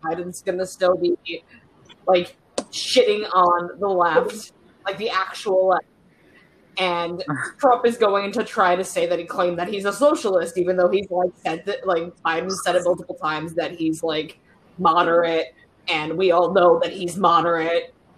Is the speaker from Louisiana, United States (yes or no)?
no; Michigan, United States; I'm from Michigan